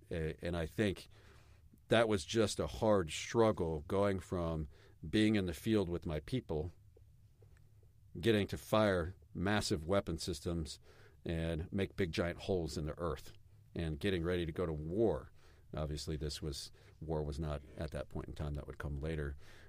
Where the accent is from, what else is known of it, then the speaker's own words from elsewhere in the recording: Germany; also born or lived in Belgium; I grew up overseas in Germany and Belgium, and I wanted to show that to my wife.